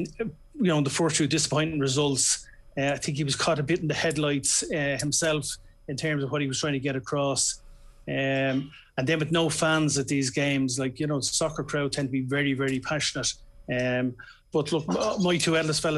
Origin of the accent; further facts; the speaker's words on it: Ireland; as Irish sports people